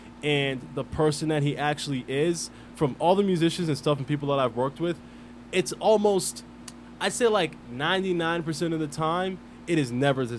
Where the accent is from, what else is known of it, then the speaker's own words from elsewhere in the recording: Philadelphia, Pennsylvania, United States; I'm from Southwest Philly, been around some gang shit.